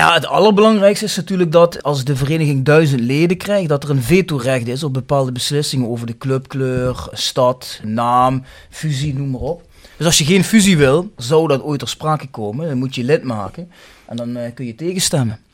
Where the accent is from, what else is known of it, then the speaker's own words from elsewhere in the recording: Kerkrade, Limburg, Netherlands; ik ben van Kalheide